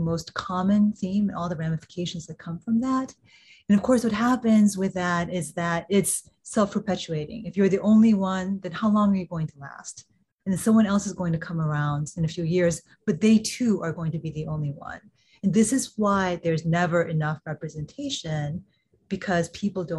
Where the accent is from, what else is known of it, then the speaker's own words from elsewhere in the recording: Kansas City, Missouri, United States; I grew up in Kansas City, Missouri